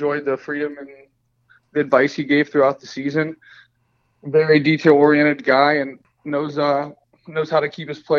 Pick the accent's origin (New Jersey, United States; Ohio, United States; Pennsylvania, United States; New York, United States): Pennsylvania, United States; Pittsburgh; Growing up in Pittsburgh